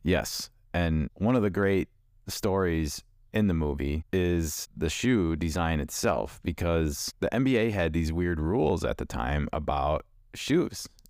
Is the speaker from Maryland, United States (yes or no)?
no; Chicago, Illinois, United States; I grew up in Chicago in the eighties